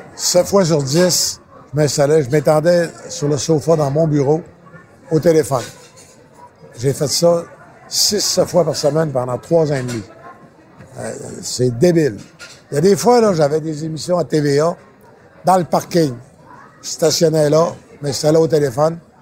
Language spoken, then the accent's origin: French; Saint-David-de-Falardeau, Quebec, Canada; je viens de Saint-David de Falardeau